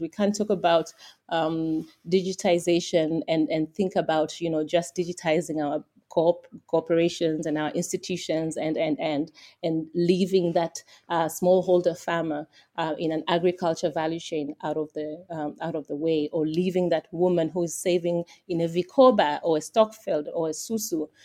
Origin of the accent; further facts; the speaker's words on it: Tanzania; I'm from Tanzania